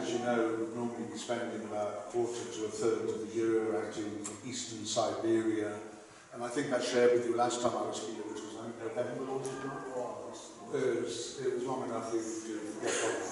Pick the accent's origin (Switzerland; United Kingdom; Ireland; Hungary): United Kingdom; England; English people